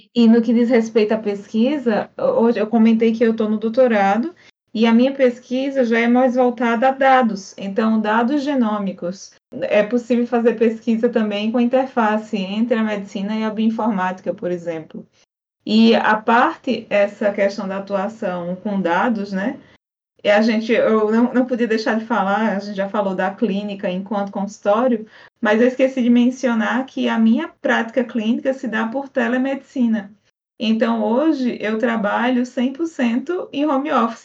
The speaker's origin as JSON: {"language": "Portuguese", "region": "Paraíba", "country": "Brazil", "moved": "yes", "said": "lá da Paraíba, de onde eu sou de origem"}